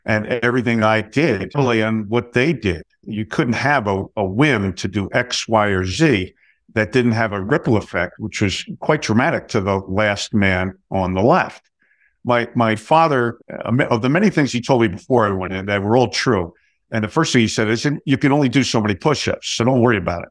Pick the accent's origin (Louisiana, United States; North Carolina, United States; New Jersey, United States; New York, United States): New Jersey, United States; I grew up in New Jersey